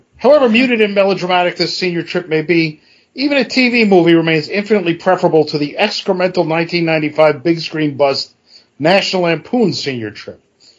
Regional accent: New York City, New York, United States; I grew up in Brooklyn, and I was in New York, went to high school in Manhattan.

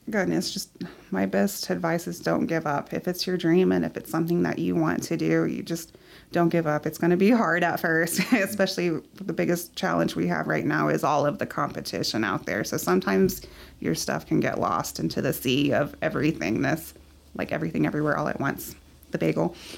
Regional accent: Midland, Texas, United States; I'm born and raised in Midland

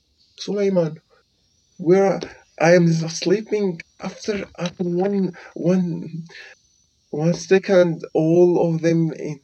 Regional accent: Syria; English is a second language

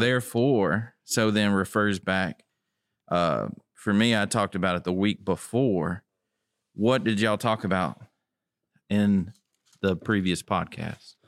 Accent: Tipton County, Tennessee, United States; I'm from Tipton County

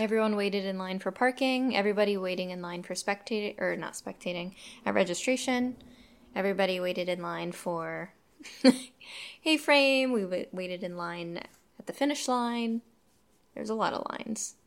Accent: Poconos, Pennsylvania, United States; I grew up in the Poconos

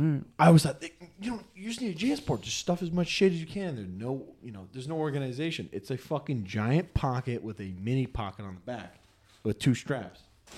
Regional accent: Texas, United States; I want to express that I'm from Texas and I got.

